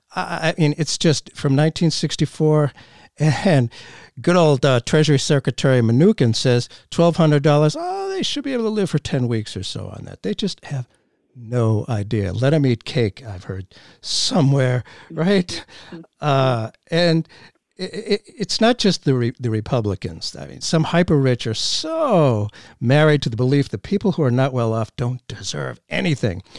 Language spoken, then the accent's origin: English; Boston, Massachusetts, United States; growing up in Boston, just outside of Boston